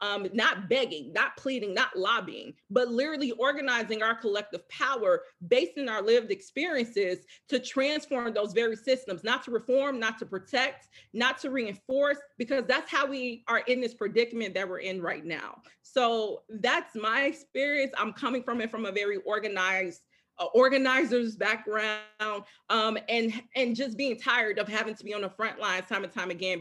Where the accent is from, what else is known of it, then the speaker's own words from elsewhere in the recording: Chicago, Illinois, United States; now in Minneapolis, United States; I grew up in Chicago, one of the most racially segregated cities in the country.